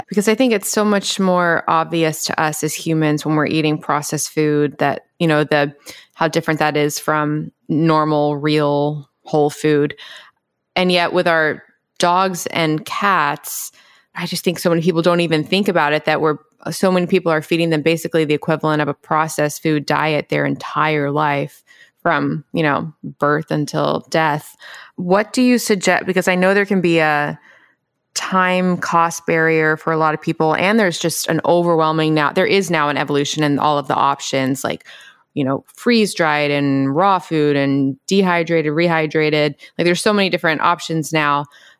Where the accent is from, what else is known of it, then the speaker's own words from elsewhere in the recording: Memphis, Tennessee, United States; I grew up in Memphis.